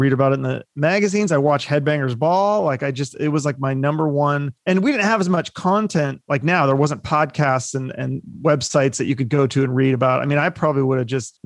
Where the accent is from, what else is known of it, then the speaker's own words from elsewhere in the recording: Seattle, Washington, United States; growing up in Seattle during the height of grunge